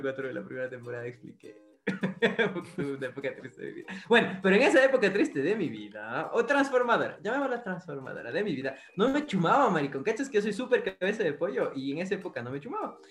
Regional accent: Ecuador; ecuatoriano que vio películas en el 8

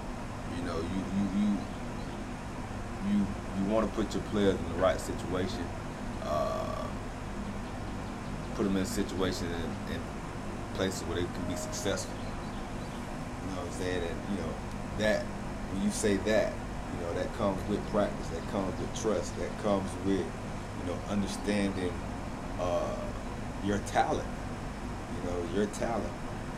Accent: Frostproof, Florida, United States; I'm from Frostproof

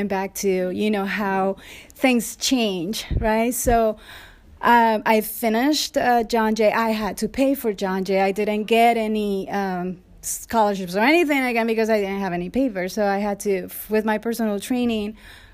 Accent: Colombia; moved away as an adult; now in United States; I moved here 20 years ago from Colombia.

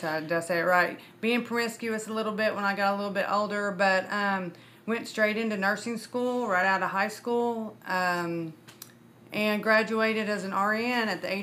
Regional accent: Muskogee, Oklahoma, United States; I was born and raised in Muskogee, Oklahoma.

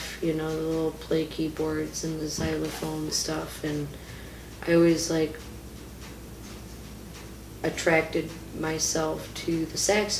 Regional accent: Paddock Lake, Wisconsin, United States; also born or lived in Waukegan, Illinois; that's my stomping grounds, is Paddock Lake

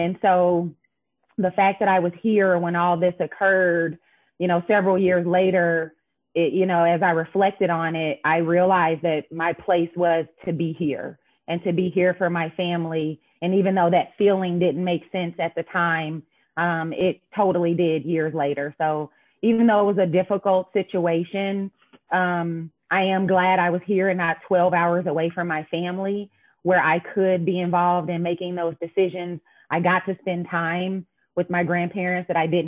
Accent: Indianapolis, Indiana, United States; moved away as an adult; I am born and raised here in Indianapolis

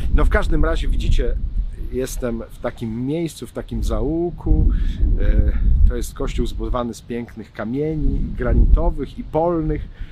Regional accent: Kielce region, Świętokrzyskie Voivodeship, Poland; ja jestem z Kieleckiego

